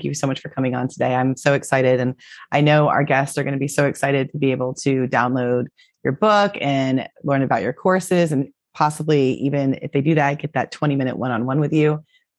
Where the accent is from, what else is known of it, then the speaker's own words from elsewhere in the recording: Florida, United States; And I grew up in Florida, walking on the hot cement all day growing up.